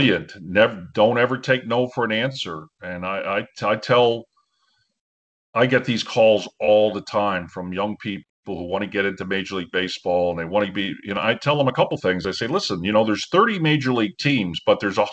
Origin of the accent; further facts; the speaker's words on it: New York, United States; I grew up in New York